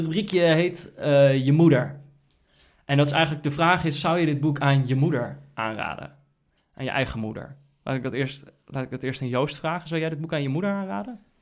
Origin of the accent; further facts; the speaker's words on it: Netherlands; als Nederlanders